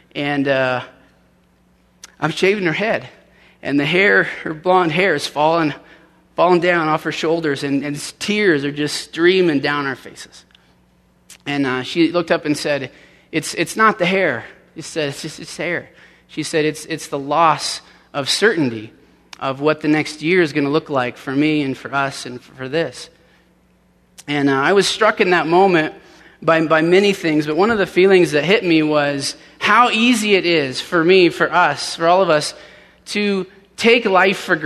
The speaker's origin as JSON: {"language": "English", "town": "Denver", "region": "Colorado", "country": "United States", "tie": "born or raised there", "also_born_or_lived": "Orange County, California", "moved": "as an adult", "said": "I actually grew up in Denver, and so this is coming home for me."}